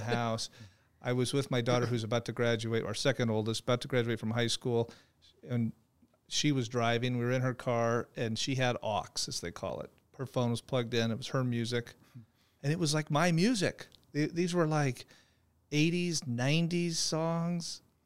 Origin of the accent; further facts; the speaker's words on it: Phoenix, Arizona, United States; I'm a native Phoenician, uh, born and raised, went to Arizona State University